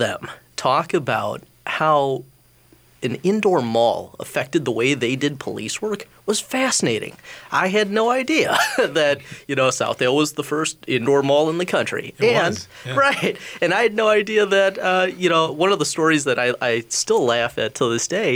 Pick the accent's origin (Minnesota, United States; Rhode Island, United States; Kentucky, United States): Minnesota, United States; Edina; I grew up in Edina, and my grandma, I'm third generation Edina resident